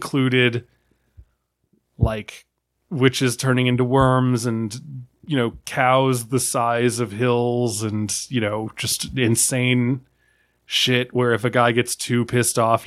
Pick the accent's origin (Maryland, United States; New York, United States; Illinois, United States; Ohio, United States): Maryland, United States; I grew up in Maryland